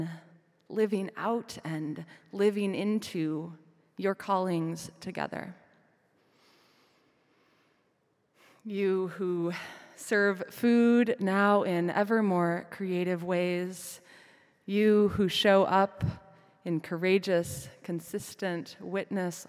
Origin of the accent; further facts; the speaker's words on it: Midwest, United States; moved away; back in my hometown